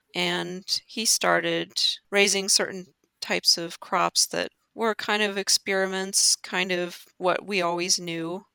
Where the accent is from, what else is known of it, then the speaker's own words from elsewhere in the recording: northwest Kansas, United States; I would be a fifth generation farmer in northwest Kansas. Uh, my family has been in this mm-hmm. area and around Oakley and North uh, since the 1800s